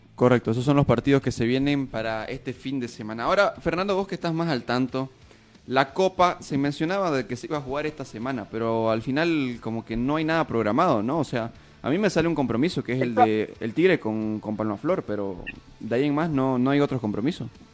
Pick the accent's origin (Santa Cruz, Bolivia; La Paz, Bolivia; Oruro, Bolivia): Santa Cruz, Bolivia; Santa Cruz de la Sierra; nosotros como cruceños, como periodistas neutros